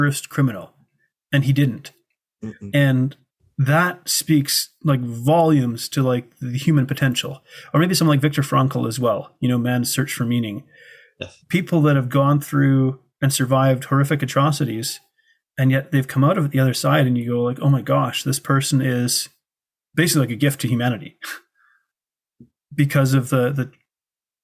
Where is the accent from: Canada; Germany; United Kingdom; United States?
Canada; I come from Canada, a first world country where we have prosperity.